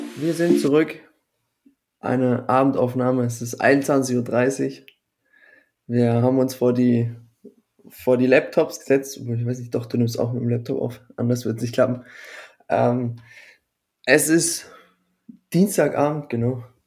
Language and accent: German; Baden-Württemberg, Germany; als Badener für mich